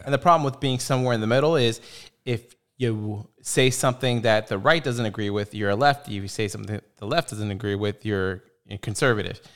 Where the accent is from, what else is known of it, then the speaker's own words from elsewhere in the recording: United States; I'm American